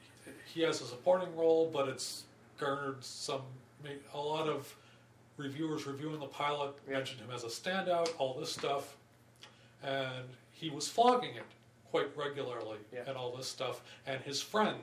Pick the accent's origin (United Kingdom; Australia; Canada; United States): Canada; I'm Canadian.